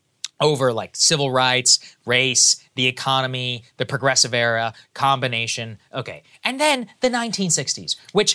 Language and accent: English; Texas, United States; I'm from Texas